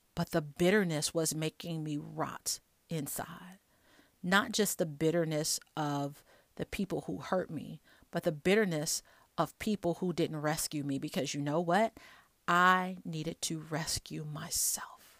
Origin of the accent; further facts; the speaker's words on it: Chicago, Illinois, United States; moved away; also born or lived in Alabama; I'm from Chicago